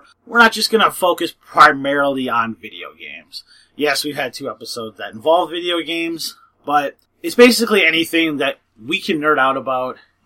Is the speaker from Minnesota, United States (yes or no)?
yes; Minnesota, United States; three of us are from Minnesota